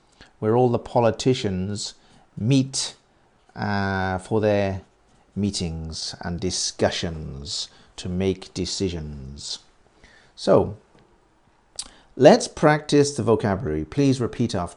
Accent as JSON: {"language": "English", "country": "United Kingdom", "tie": "born or raised there", "said": "I was born very near London."}